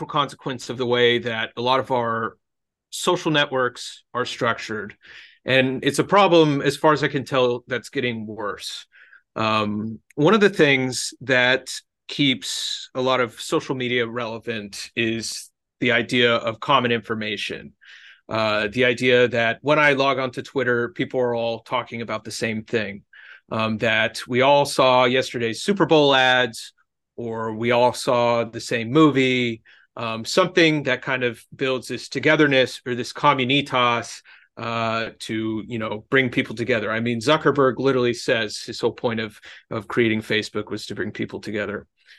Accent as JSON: {"language": "English", "town": "Genoa", "region": "Liguria", "country": "Italy", "said": "no, I'm polarized because you know, I'm Italian, and specifically I'm from Genoa, you know."}